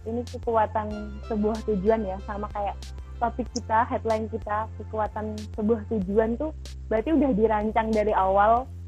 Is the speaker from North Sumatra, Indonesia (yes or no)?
no; Madiun, East Java, Indonesia; di tempat asalku di Madiun